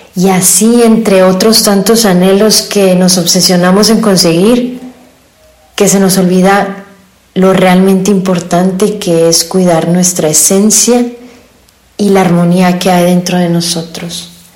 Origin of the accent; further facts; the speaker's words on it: Hermosillo, Sonora, Mexico; soy de Hermosillo, Sonora